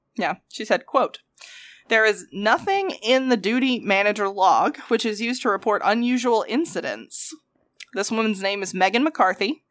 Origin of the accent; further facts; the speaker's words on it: the South, United States; accent: thick southern; my accent is so fucking thick